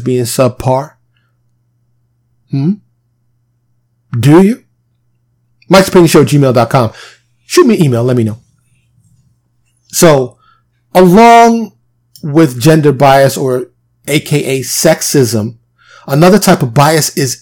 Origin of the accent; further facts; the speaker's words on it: New York City, New York, United States; I was born and raised in New York City